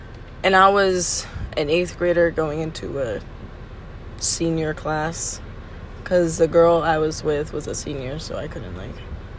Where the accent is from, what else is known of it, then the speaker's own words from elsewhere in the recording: United States; also born or lived in Peru; I'm American.